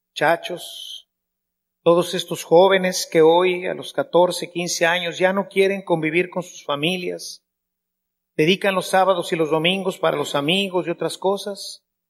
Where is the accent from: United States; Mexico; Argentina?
Mexico; Somos mexicanos